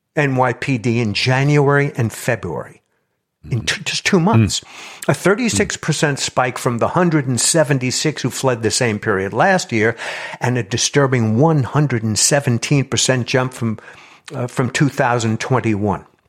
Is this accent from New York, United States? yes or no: yes; New York, United States; I come from New York, and my, uh, father was a, uh, police officer for thirty-five years